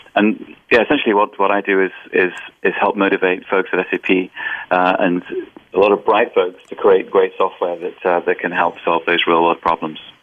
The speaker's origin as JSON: {"language": "English", "region": "England", "country": "United Kingdom", "also_born_or_lived": "Boston / Germany / London", "moved": "yes", "said": "I'm actually originally from England"}